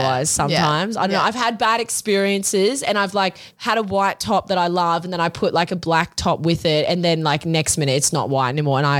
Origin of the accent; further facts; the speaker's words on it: Australia; we're obviously from Australia, it's so far away.